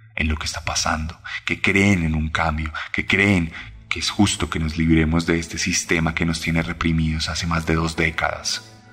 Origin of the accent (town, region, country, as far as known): Colombia